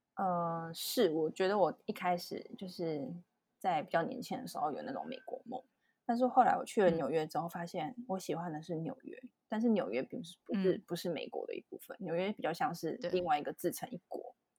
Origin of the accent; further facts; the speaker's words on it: Taiwan; moved away as an adult; now in New York, United States; 从小在台湾，我们都有，就是上英文课